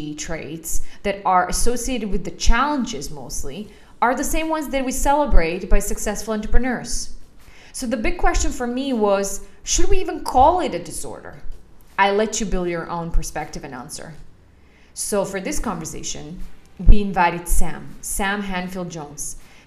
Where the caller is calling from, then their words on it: Bratislava, Bratislava Region, Slovakia; For a change, I am calling in from Bratislava, which I'm very happy about.